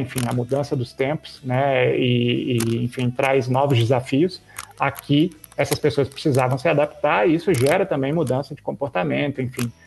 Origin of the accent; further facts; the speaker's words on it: Minas Gerais, Brazil; eu que venho das Minas Gerais